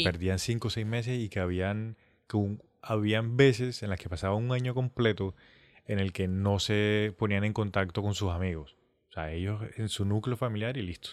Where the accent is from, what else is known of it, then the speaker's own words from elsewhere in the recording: Colombia; nosotros si somos colombianos